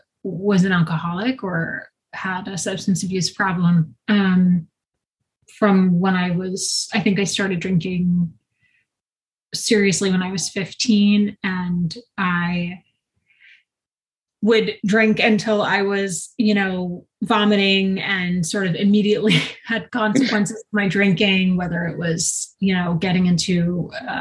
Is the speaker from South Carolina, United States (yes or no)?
no; Long Island, New York, United States; also born or lived in Brooklyn, New York / Westchester, New York; I'm a New Yorker. I was born in Brooklyn, grew up in Long Island